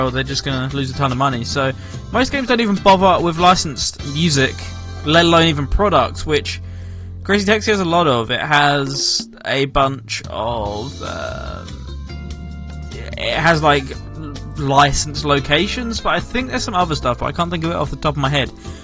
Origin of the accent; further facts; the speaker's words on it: England, United Kingdom; I'm English